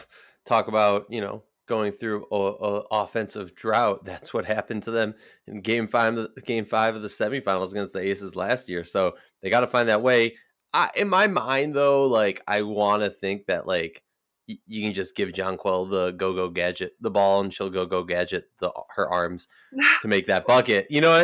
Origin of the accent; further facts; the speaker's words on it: Minnesota, United States; Let's move on to my hometown team, the Minnesota Lynx.